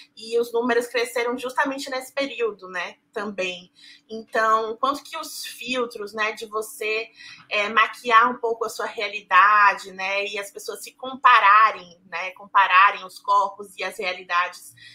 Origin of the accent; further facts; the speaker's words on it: Salvador, Bahia, Brazil; also born or lived in São Paulo; Eu sou de São Paulo, mas cresci em Salvador. É, vim para cá em 2001.